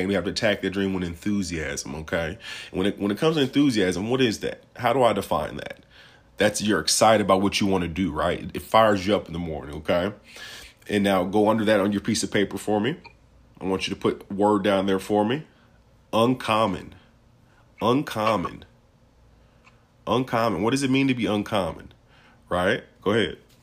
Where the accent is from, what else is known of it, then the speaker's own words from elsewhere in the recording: Peoria, Illinois, United States; I'm from Peoria, Illinois